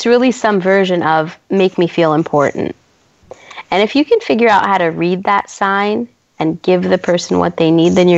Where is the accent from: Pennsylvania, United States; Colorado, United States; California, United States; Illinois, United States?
California, United States; San Francisco; moved away as an adult; also born or lived in New York; I'm from San Francisco. I'm born and raised here